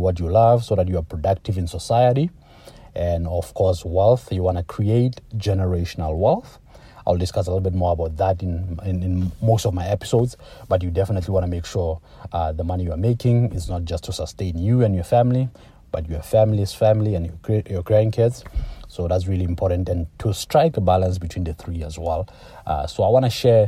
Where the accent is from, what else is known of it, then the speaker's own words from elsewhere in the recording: Lesotho; moved away as an adult; also born or lived in Toronto, Canada; now in Canada; I was born in Lesotho, that's in Southern Africa. I came to Canada for university